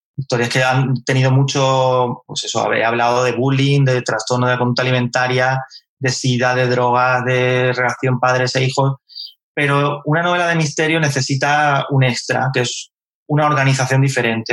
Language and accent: Spanish; Carmona, Andalusia, Spain; moved away; also born or lived in Madrid; yo soy de Carmona